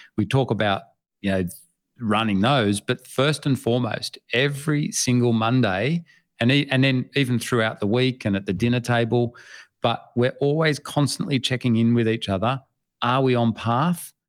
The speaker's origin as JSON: {"language": "English", "country": "Australia", "said": "I am from Australia"}